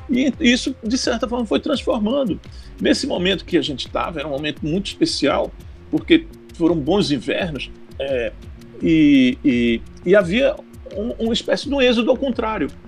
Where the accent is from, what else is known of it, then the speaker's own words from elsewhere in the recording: Bonito, Pernambuco, Brazil; moved away; Eu tinha morado no Agreste e eu sou de Bonito